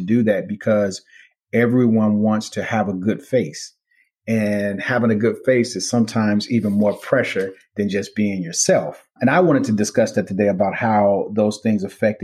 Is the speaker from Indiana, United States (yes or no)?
yes; Gary, Indiana, United States; moved away; I grew up in Gary, Indiana, during a time when steel mills were running the city